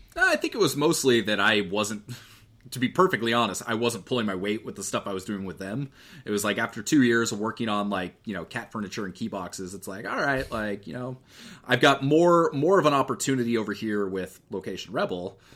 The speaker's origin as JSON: {"language": "English", "town": "Eugene", "region": "Oregon", "country": "United States", "tie": "born or raised there", "said": "I grew up in Eugene, which is where the University of Oregon is."}